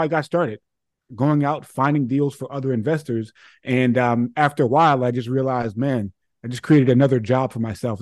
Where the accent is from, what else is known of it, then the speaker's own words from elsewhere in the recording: New York City, New York, United States; now in Connecticut, United States; I grew up in Hollis, Queens